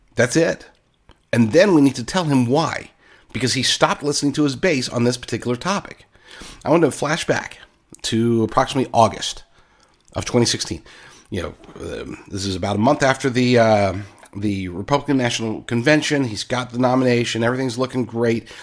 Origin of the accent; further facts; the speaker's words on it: Oklahoma, United States; accent: Oklahoma voice; I grew up in Oklahoma, so that's my Oklahoma voice.